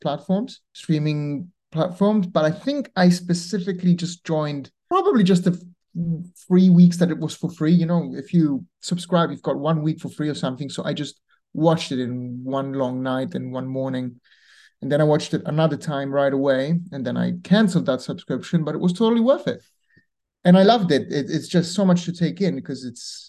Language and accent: English; Rome, Lazio, Italy; moved away; I'm from Rome originally